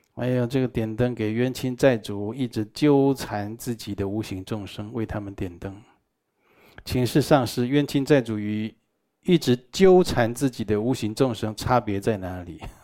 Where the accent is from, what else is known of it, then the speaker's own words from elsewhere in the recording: Taiwan; 我们台湾人啊，都觉得医院不干净啊